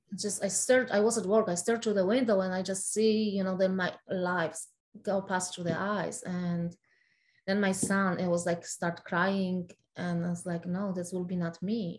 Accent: Poland; English is a second language; moved away as an adult; now in United States; I was uh, born and raised in Poland, so Poland

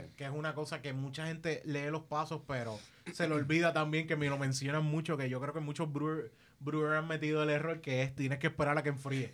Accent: Caguas, Puerto Rico; soy de Caguas

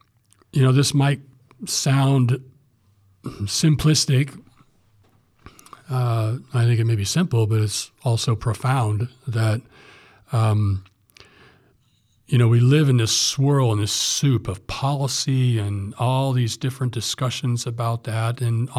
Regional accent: Fowler, Indiana, United States; also born or lived in Morocco / Southern California; now in Ohio, United States; Back in my hometown, Indiana

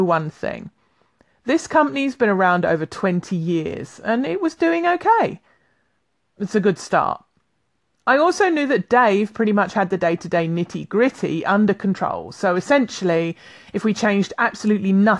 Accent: London, United Kingdom; now in Highlands, United Kingdom; I'm a Londoner by birth, living in the Highlands of Scotland

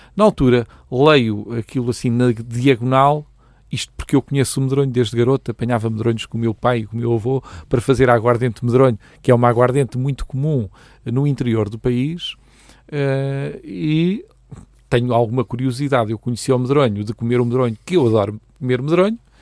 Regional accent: Proença-a-Nova, Centro, Portugal; moved away as an adult; now in Leiria, Portugal; Eu sou natural da Maljoga de Proença Nova, que é, uma, que é um pequeno lugar eh, do distrito de Castelo Branco

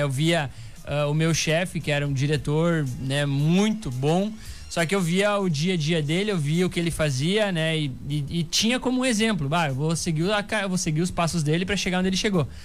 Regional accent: Santa Rosa, Rio Grande do Sul, Brazil; Eu tenho 29 anos, sou natural de Santa Rosa

